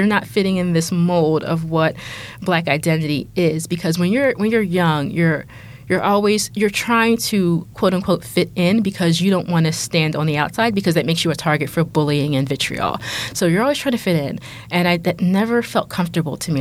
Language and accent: English; Philadelphia, Pennsylvania, United States; I grew up in Philly